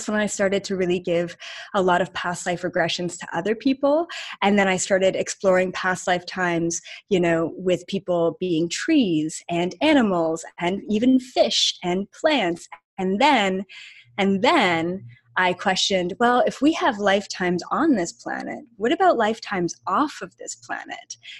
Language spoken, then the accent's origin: English; Canada; we're both Canadian and literally from like 20 minutes away from each other in Canada, like not even a different province